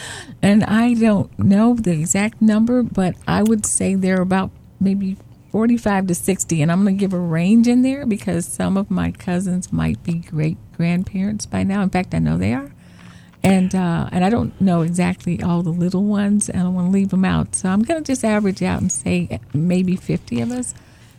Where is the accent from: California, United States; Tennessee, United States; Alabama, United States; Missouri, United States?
Missouri, United States; St. Louis; born there; Well, I was born in St. Louis, and my mom and dad, John and Marceline Madison, who were well known here in the city, they were wonderful, wonderful parents.